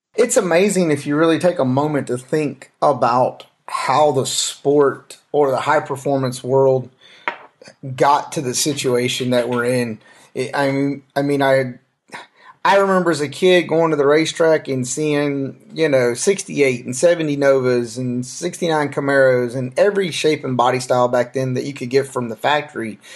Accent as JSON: {"language": "English", "region": "the South", "country": "United States", "said": "I'm from the South"}